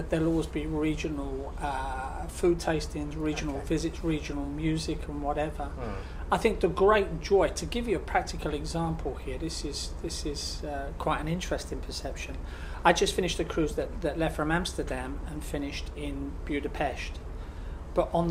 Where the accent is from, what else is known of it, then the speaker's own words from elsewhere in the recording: United Kingdom; us as British people here in Europe